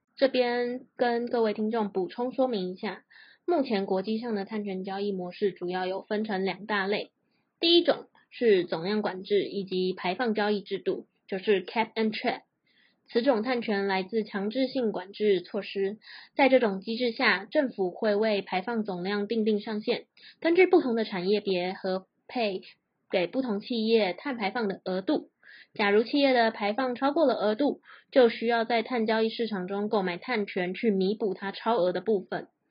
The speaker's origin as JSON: {"language": "Chinese", "country": "Taiwan", "also_born_or_lived": "United States", "said": "我们台湾人"}